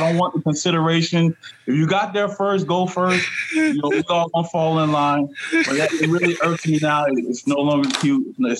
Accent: South Florida, United States; now in North Carolina, United States; I'm from South Florida.

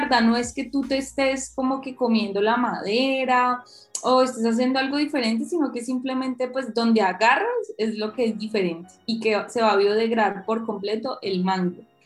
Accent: Cali, Valle del Cauca, Colombia; yo soy caleña, súper citadina

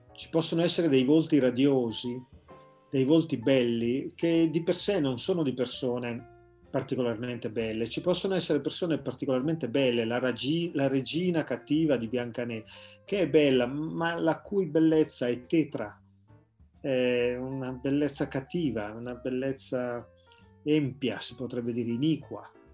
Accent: Carate Brianza, Lombardy, Italy; della parrocchia di Carate Brianza, insomma il paese dove io sono nato e cresciuto

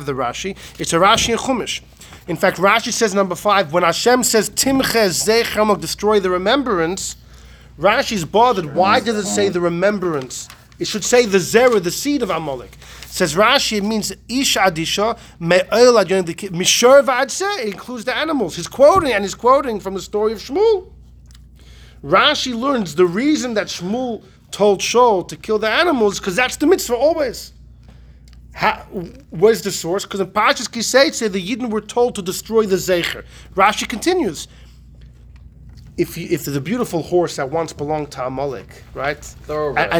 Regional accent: Melbourne, Victoria, Australia; moved away; I grew up in Australia

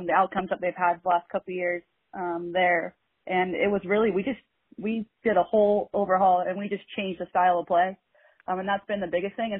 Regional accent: Bend, Oregon, United States; I grew up here in Central Oregon in Bend, and went to Mountain View High School and graduated in 2008.

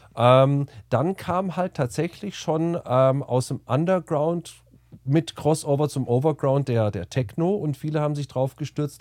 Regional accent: near Kassel, Hesse, Germany; moved away as an adult; also born or lived in Bamberg; now in Munich, Germany; Ursprünglich aus der Nähe von Kassel.

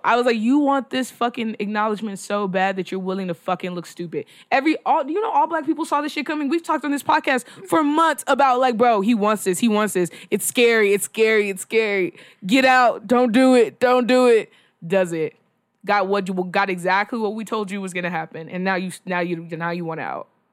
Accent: Texas, United States; I'm from Texas

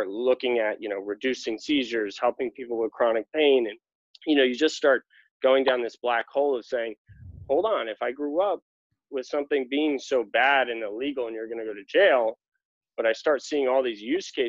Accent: New York, United States; moved away as an adult; also born or lived in Los Angeles; now in California, United States; I'm originally from New York, born and raised

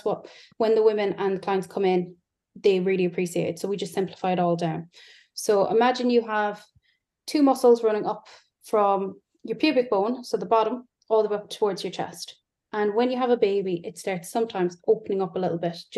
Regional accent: Ireland; now in Yorkshire, United Kingdom; As you can tell, I'm not English, I'm Irish. So I live in Yorkshire.

